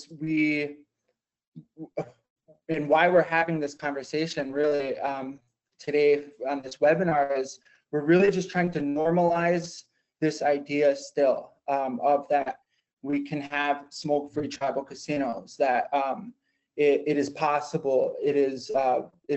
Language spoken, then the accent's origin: English; Lac du Flambeau, Wisconsin, United States; I'm tribal from Lac de Flambeau